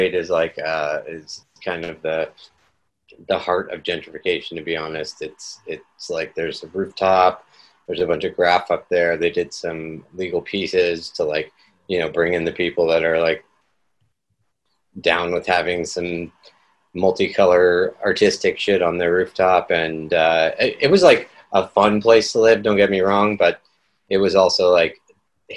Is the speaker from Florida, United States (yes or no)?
no; Seattle, Washington, United States; also born or lived in New York; I'm born and raised in Seattle